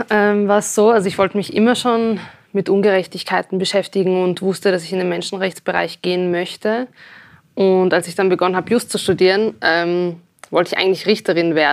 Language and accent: German; Austria; dass ich das Gefühl habe, als Österreicherin wahrgenommen zu werden.